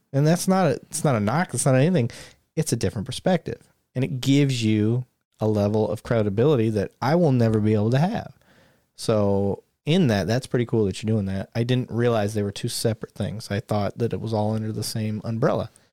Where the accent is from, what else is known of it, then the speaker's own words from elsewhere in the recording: Flint, Michigan, United States; growing up around Flint